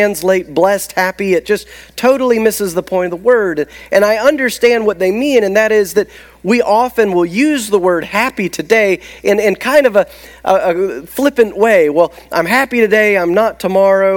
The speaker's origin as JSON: {"language": "English", "region": "the South", "country": "United States", "said": "as a Southerner"}